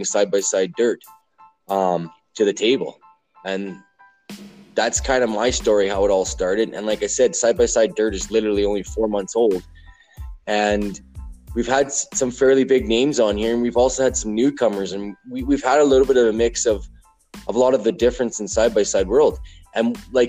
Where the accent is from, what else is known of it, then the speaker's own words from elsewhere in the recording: Alberta, Canada; I'm from Alberta, Canada.